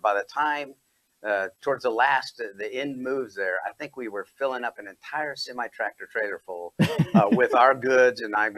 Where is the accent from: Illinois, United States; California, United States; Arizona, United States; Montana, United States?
Arizona, United States; Chandler; moved away as an adult; It was a lot of fun to be back in my hometown actually training. And that was a year at Williams Air Force Base outside of Chandler